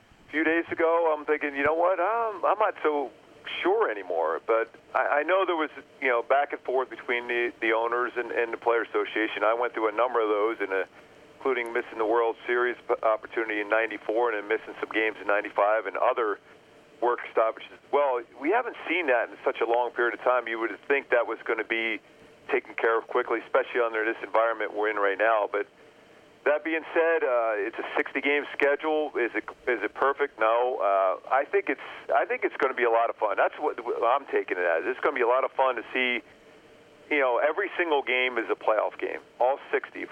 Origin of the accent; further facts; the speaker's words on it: Philadelphia, Pennsylvania, United States; I grew up in Philly